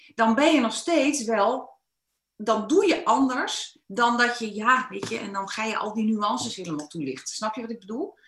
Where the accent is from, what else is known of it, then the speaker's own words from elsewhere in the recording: Netherlands; Ik ben wel een Nederlander